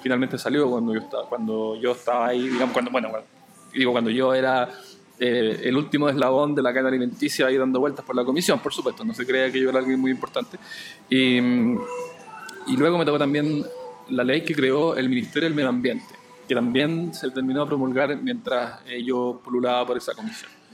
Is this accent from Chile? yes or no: yes; Chile